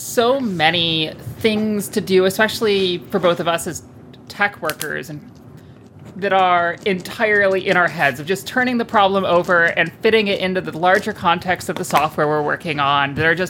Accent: United States; as an American

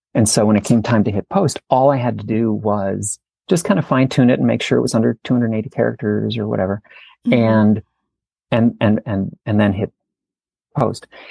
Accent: St. Paul, Minnesota, United States; moved away as an adult; also born or lived in Santa Fe / Portland, Oregon / New York / Salt Lake City; I grew up in St. Paul

